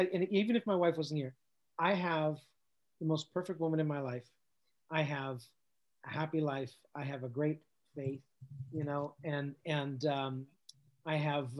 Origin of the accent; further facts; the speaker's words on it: Canada; we're from Canada